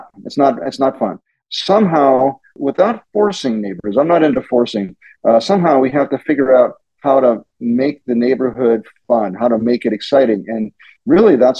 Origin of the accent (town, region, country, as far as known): Pittsburgh, Pennsylvania, United States; born or raised there; now in Silicon Valley, United States